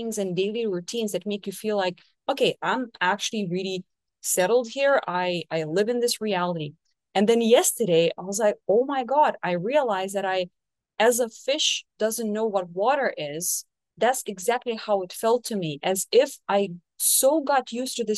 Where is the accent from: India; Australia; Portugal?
Portugal; moved away as an adult; now in Brazil; live in Brazil, 10,000 kilometers away from my home country